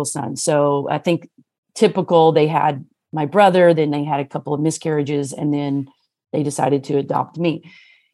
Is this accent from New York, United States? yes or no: no; Missouri, United States; also born or lived in Los Angeles, California / San Diego, California; now in California, United States; So that's really where I grew up in Missouri